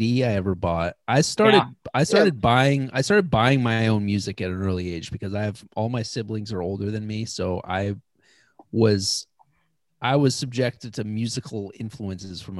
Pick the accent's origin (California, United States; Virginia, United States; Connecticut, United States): Connecticut, United States; Ridgefield; 20 years in Ridgefield, born and raised in Ridgefield